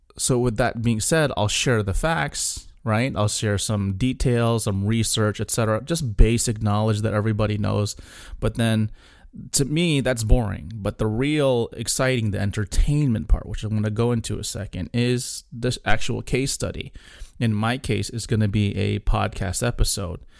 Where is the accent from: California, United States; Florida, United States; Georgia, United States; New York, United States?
Florida, United States; South; coming from South Florida